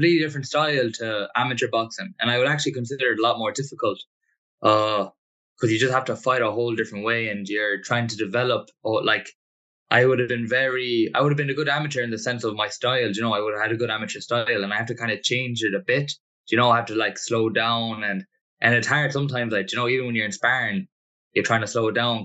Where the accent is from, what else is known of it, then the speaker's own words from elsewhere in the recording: Connemara, Connacht, Ireland; moved away as an adult; also born or lived in Chicago, United States; now in Boston, United States; I was raised in Connemara.